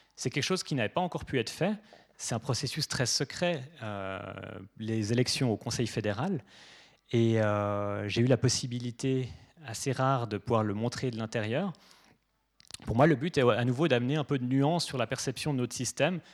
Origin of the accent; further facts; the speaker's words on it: Geneva, Switzerland; moi je suis suisse